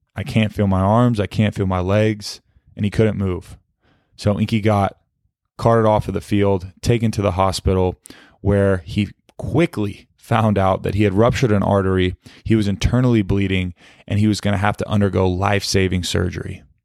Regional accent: Fort Worth, Texas, United States; as a kid growing up in Fort Worth, Texas

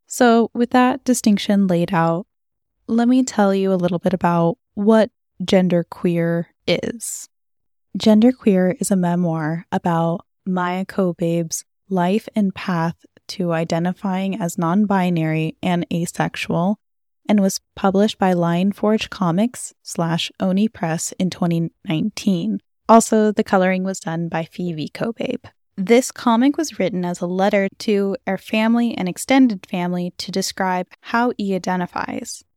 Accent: California, United States; my home state of California

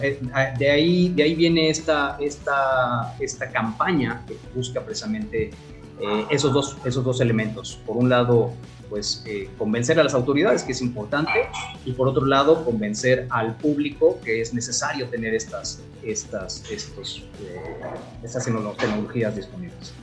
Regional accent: Mexico; nosotros como mexicanos

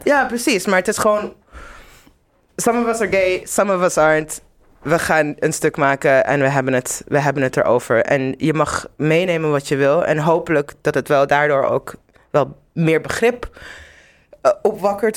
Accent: Zimbabwe; also born or lived in Netherlands / Amsterdam; now in London, United Kingdom; ik ben in Zimbabwe opgegroeid

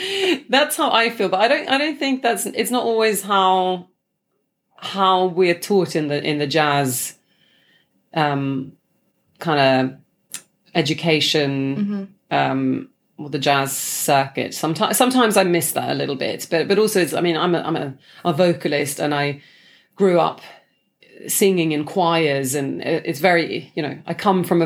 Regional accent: Sweden; English is a second language; now in London, United Kingdom; Actually, I used to have an American accent because I was just like watching a lot of Friends, you know, growing up in Sweden. And then when I moved here, I just switched like on the day

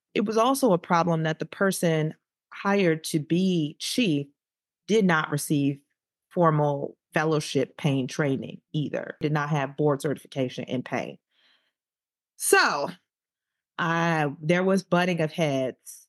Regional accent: Chicago, Illinois, United States; moved away as an adult; also born or lived in Saint Louis / Boston / Texas; I'm from Chicago

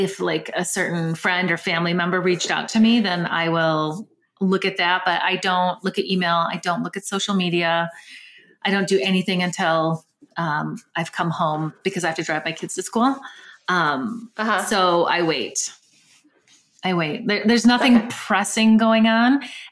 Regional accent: Michigan, United States; now in Colorado, United States; I'm from Michigan and it's like the grayest state in the entire US

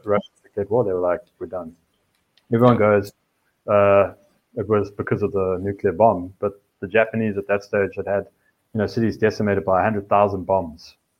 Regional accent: South Africa; now in United States; as a South African in the States

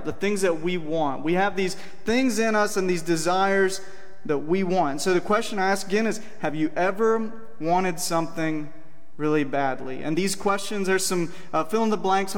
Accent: Cordele, Georgia, United States; moved away; I grew up in Cordial, Georgia, down in South Georgia

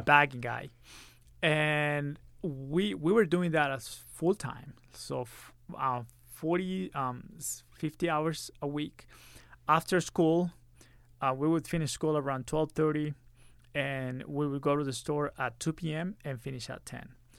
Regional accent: Monterrey, Nuevo León, Mexico; moved away as an adult; now in Utah, United States; I grew up in Monterrey, Mexico, Monterrey

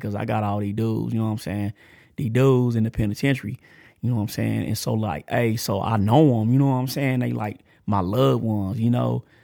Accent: Texas, United States; accent: country; I'm country. I'm from Texas and I'm from, I'm country

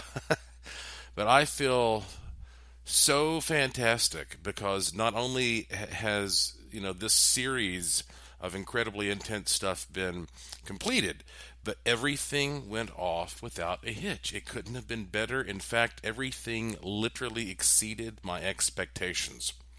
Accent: North Carolina, United States; I'm from North Carolina

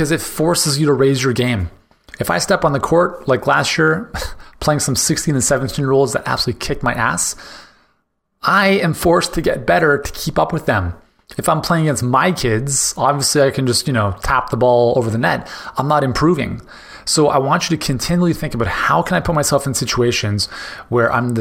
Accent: Canada; as a Canadian

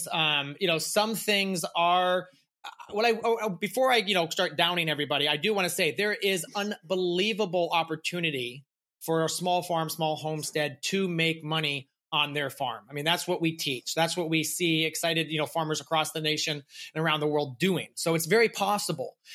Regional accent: Massachusetts, United States; also born or lived in St. Louis; I was born in St. Louis, moved to Massachusetts where my family first started gardening.

